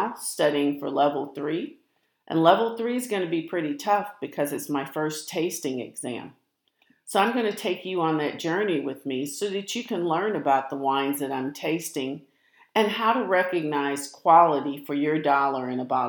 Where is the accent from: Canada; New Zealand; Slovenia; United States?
United States; St. Louis, Missouri; now in Texas, United States; I grew up in St. Louis. I live in Texas now